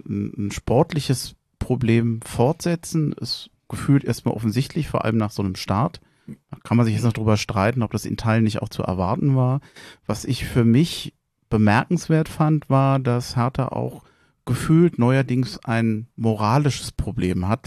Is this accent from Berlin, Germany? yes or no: yes; Berlin, Germany; moved away as an adult; now in Hesse, Germany; In Schöneberg geboren, in Tempelhof aufgewachsen, wohne seit fast 30 Jahren in Hessen